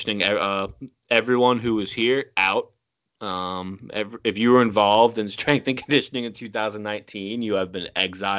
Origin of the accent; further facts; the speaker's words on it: Florida, United States; I'm from Florida.